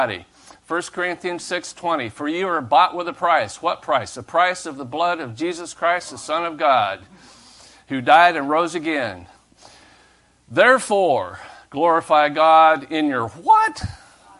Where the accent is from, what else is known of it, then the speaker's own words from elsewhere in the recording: United States; I'm an American